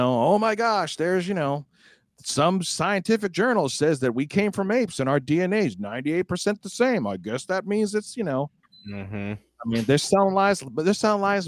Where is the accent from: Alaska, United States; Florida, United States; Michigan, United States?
Florida, United States; DeLand; my hometown of DeLand